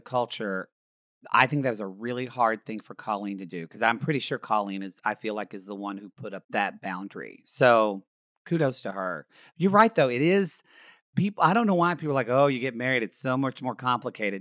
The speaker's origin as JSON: {"language": "English", "town": "Ardmore", "region": "Oklahoma", "country": "United States", "tie": "born or raised there", "moved": "yes", "lives_now": "Los Angeles, United States", "said": "my hometown of Ardmore, Oklahoma"}